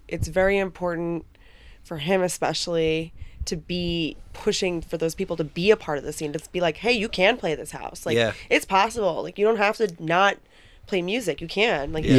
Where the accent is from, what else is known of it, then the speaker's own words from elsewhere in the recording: Danbury, Connecticut, United States; moved away; also born or lived in New Paltz, New York; I grew up in around Danbury, Connecticut.